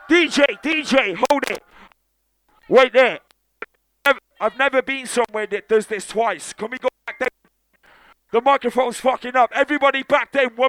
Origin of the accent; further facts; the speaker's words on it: Wales, United Kingdom; I'm from Wales.